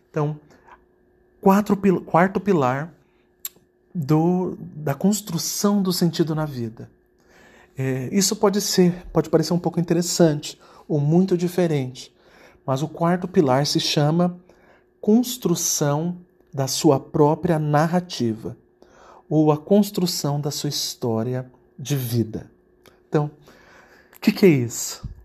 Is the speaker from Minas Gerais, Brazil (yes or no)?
no; Campo Grande, Mato Grosso do Sul, Brazil; moved away as an adult; now in United States; eu nasci numa família simples, num Campo Grande, no Mato Grosso do Sul, ou seja, no interior do Brasil. E é, fui criado, estudei em, em escolas é, públicas do Brasil